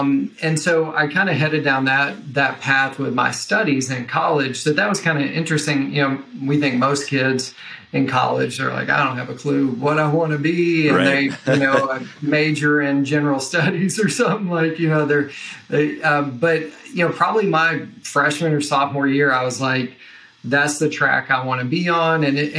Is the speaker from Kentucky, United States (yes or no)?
yes; Kentucky, United States; accent: Southern; So hopefully I try to intentionally suppress my Southern accent. So if a y'all slips in or something, yeah, I apologize in advance. But, you know, so Western Kentucky is where I grew up.